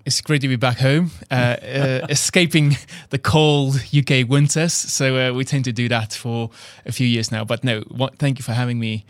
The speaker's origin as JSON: {"language": "English", "country": "South Africa", "accent": "South African", "second_language": "English", "moved": "as an adult", "said": "he heard my accent, 'cause literally I flew from South Africa two days ago"}